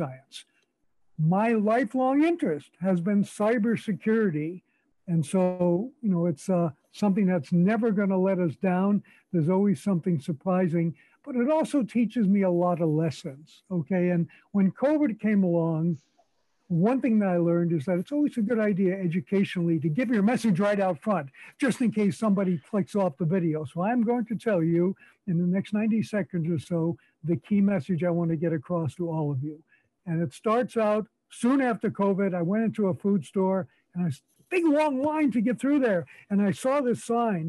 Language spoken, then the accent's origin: English; New York City, New York, United States; moved away as an adult; now in Calgary, Canada; I was born in New York City.